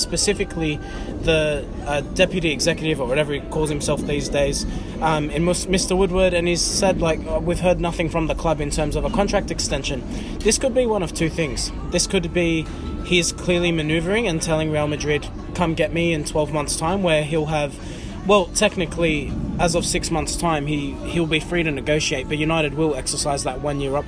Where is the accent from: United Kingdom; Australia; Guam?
Australia; all of us from Australia